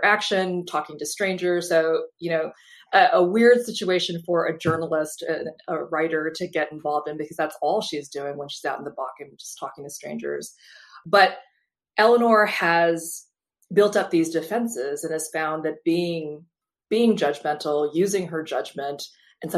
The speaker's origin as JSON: {"language": "English", "town": "Fargo", "region": "North Dakota", "country": "United States", "tie": "born or raised there", "moved": "yes", "said": "growing up in North Dakota, I loved where I lived. I loved my hometown."}